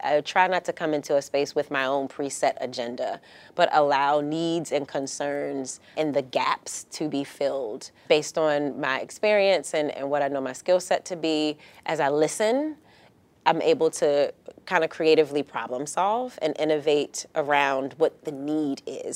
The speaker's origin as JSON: {"language": "English", "town": "Baltimore", "region": "Maryland", "country": "United States", "moved": "as an adult", "lives_now": "San Diego, United States", "said": "I'm from Baltimore, Maryland, originally, and that is, that was home for me"}